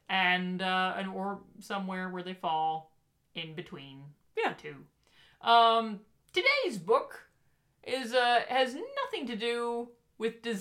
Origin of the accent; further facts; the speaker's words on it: Michigan, United States; I mean, we're from Michigan.